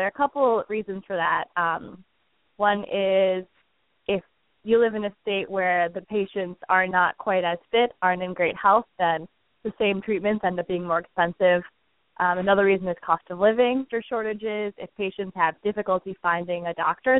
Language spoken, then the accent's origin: English; Cleveland, Ohio, United States; now in San Francisco, United States; I'm from Cleveland originally. I currently live in San Francisco